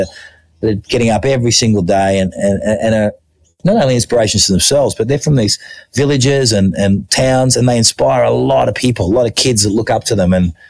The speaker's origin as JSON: {"language": "English", "country": "Australia", "tie": "born or raised there", "also_born_or_lived": "Thailand", "moved": "as an adult", "said": "growing up in Australia, I went at my local running club."}